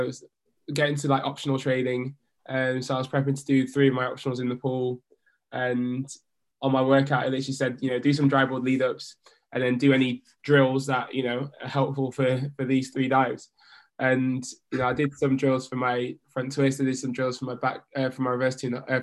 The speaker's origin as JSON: {"language": "English", "country": "United Kingdom", "tie": "born or raised there", "also_born_or_lived": "Leeds / Jamaica", "said": "I grew up in the British system"}